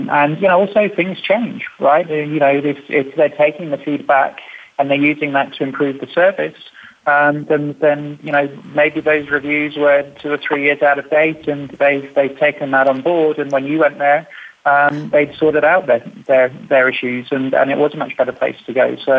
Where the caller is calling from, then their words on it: London, United Kingdom; So, I'm in a not so sunny London today.